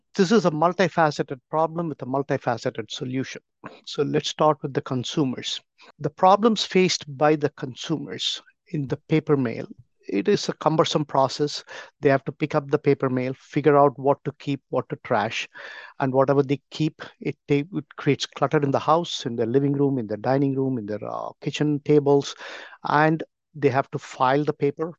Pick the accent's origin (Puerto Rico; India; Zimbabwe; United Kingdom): India; moved away as an adult; now in United States; I grew up back in India in a business community.